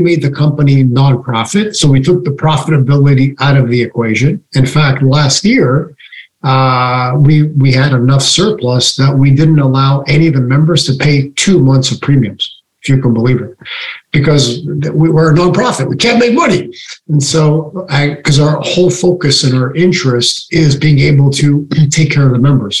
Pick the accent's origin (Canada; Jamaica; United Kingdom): Canada; now in United States; I was born in Canada and I live in the US.